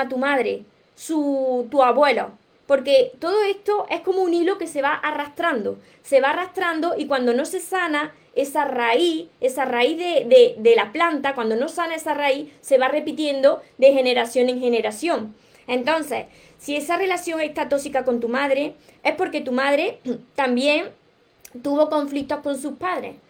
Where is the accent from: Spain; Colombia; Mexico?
Spain; Córdoba, Andalusia; accent: southern Spain, drops the S; also born or lived in Granada; soy cordobesa, soy del sur de España y me como muchas palabras hablando, me como la S